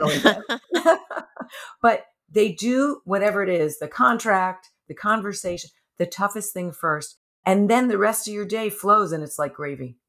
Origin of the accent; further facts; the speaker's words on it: New York, United States; now in California, United States; I'm a New Yorker also